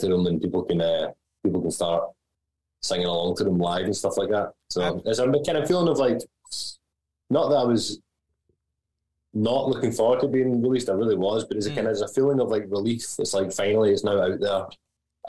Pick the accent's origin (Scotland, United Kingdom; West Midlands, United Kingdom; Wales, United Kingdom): Scotland, United Kingdom; Glasgow; having lived in the same like 3 or 4 square miles in Glasgow my entire life